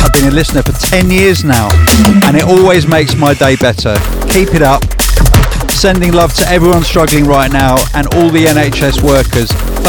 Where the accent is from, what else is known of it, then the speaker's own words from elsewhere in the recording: Czechia; English is a second language; I'm from the Czech Republic and the only flights back are from London now, so I have to get there and hopefully get on a flight to Prague to return home to my family